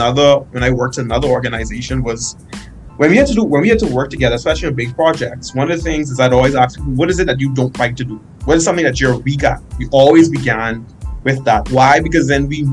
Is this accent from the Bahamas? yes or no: yes; Bahamas; moved away as an adult; now in North Dakota, United States; I'm from the Caribbean, hot climate